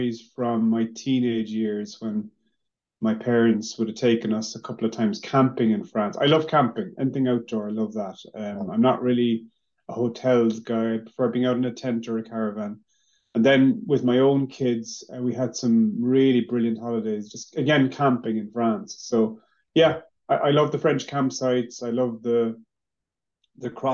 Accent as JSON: {"language": "English", "town": "Maynooth", "region": "Leinster", "country": "Ireland", "tie": "born or raised there", "said": "I was born in Maynooth."}